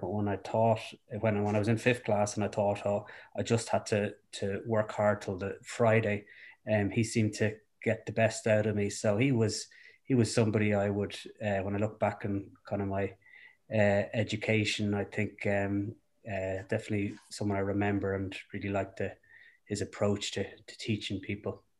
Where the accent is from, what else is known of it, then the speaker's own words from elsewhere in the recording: Dublin, Leinster, Ireland; also born or lived in Rathfarnham / Foxrock / Clongowes; I, uh, grew up in Dublin.